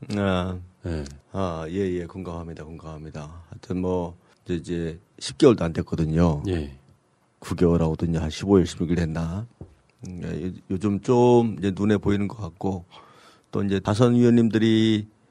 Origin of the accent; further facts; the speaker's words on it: Sejong, South Korea; 제 고향이지만 세종시가